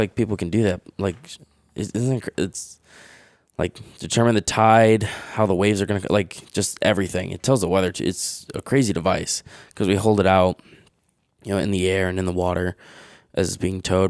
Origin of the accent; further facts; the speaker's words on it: Webster, New York, United States; also born or lived in Fairport, New York; I was born in Fairport, and then in third grade, I moved Webster, and I've lived in Webster my whole life